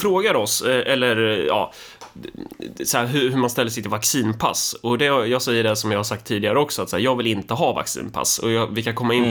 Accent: Närke, Örebro County, Sweden; jag är närking

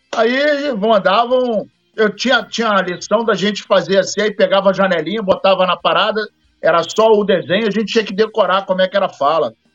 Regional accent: Rio de Janeiro, Brazil; Eu, quando era moleque, eu estudava em Laranjeiras

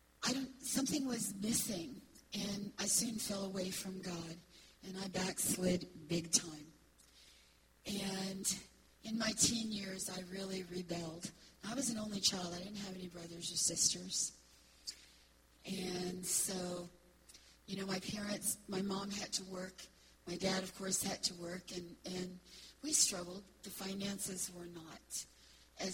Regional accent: Florida, United States; also born or lived in Detroit, Michigan / Astatula, Florida; I was born in Detroit, Michigan, but my family moved to Florida when I was 2 years old, so I grew up in Florida

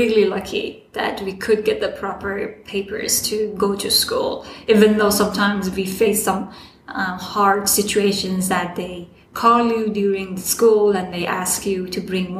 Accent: Afghanistan; English is a second language; also born or lived in Iran; I'm from Afghanistan. I was born in Iran as a refugee.

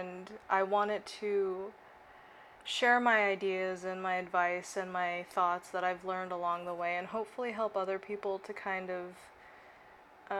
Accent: Okinawa, Japan; moved away as an adult; now in Sacramento, United States; I grew up in Okinawa, Japan

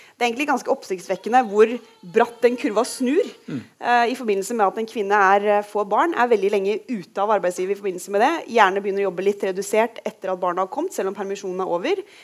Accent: Rogaland, Norway; hjemme i Rogaland

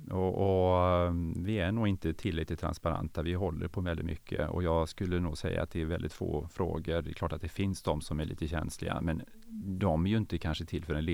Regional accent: Norrland, Sweden; born there; also born or lived in Umeå; Ja, jag är född norrlänning och så flyttade min pappa, han bytte jobb ganska ofta så jag fick ju flytta, vi fick ju flytta runt eh, ett antal gånger och vi flyttade tillbaka till, till eh

